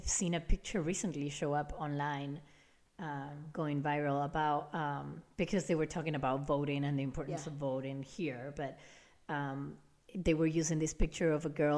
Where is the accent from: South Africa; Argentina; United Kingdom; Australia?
Argentina; now in United States; I'm from Argentina